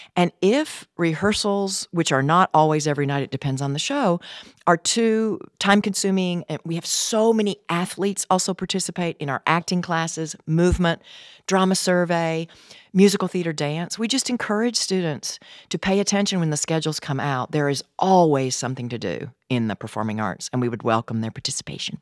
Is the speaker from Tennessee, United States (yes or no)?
yes; Gleason, Tennessee, United States; now in LaGrange, United States; I am from Gleason, Tennessee.